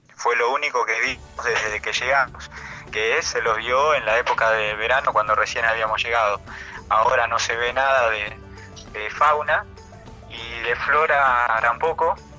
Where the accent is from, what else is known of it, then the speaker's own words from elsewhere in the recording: Chajarí, Entre Ríos, Argentina; yo de Chajarí, Entre Ríos. Nací ahí en la, ciudad de Entre Ríos